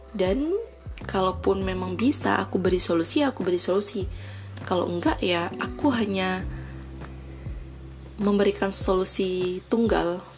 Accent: Pidie Jaya, Aceh, Indonesia; Nah, aku berasal dari Aceh, tepatnya di Kabupaten Pidijaya.

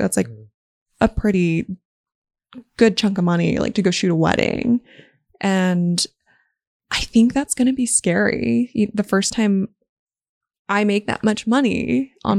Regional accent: Las Vegas, Nevada, United States; I was born and raised in Las Vegas

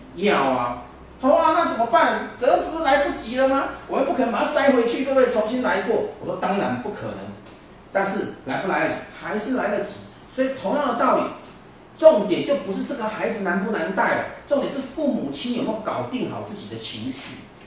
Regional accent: Taiwan; 我们中国人，我们台湾人

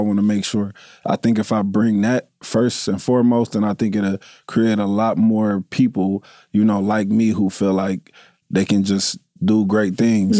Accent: Dayton, Ohio, United States; I'm, I'm, I'm from Dayton

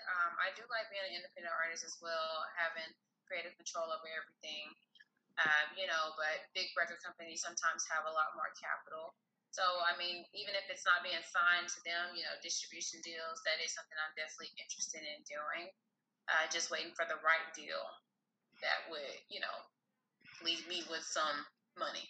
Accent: Houston, Texas, United States; moved away as an adult; now in Dallas, United States; I am from Houston, Texas originally. Been living out here in Dallas for the last 5 years.

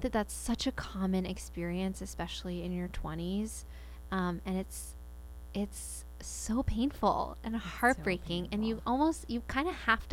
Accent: Spring, Texas, United States; I grew up in Spring, Texas

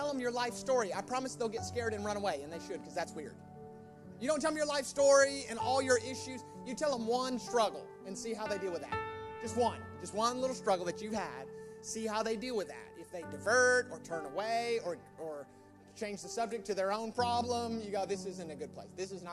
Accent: United States; now in United Kingdom; My home country's greatest contribution to the UK

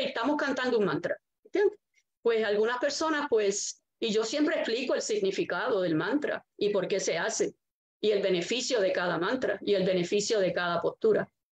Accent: Arecibo, Puerto Rico; Yo fui nacida en Arecibo, criada en Arecibo y estoy viviendo ahora aquí en Arecibo

